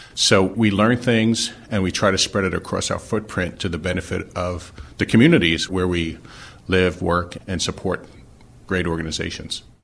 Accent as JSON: {"language": "English", "town": "New York City", "region": "New York", "country": "United States", "tie": "born or raised there", "moved": "as an adult", "lives_now": "Philadelphia, United States", "said": "I, uh, was born and raised in Brooklyn, New York"}